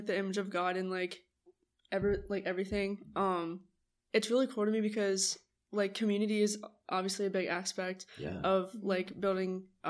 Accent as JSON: {"language": "English", "town": "Morgantown", "region": "West Virginia", "country": "United States", "tie": "born or raised there", "said": "I grew up here in Morgantown."}